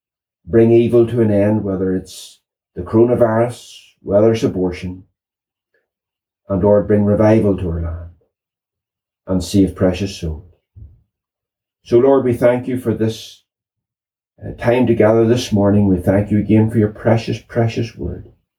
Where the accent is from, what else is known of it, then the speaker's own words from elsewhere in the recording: Northern Ireland, United Kingdom; I grew up in the Troubles